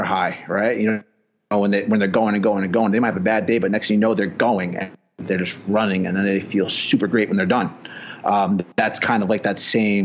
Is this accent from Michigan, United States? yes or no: no; New York, United States; also born or lived in New Jersey; I'm originally from New York. Spent a lot of time in Jersey